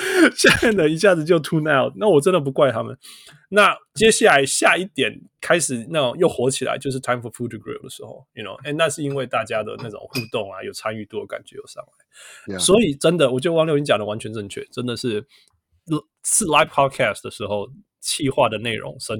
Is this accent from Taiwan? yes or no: yes; Taiwan; first language Taiwanese Hokkien; Chinese is a second language; 台湾话，我不讲台湾话，因为你没有那个环境，因为讲的人越来越少。但是，you know 当当我听到我的母语的时候，我会觉得我在家里